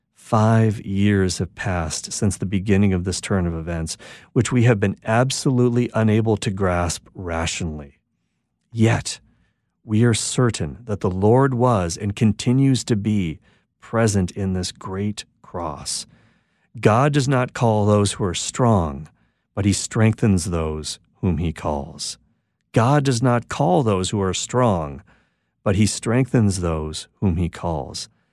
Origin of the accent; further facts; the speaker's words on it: Quebec, Canada; I'm a Canadian in Quebec, Canada, where predominantly I'm a, language is French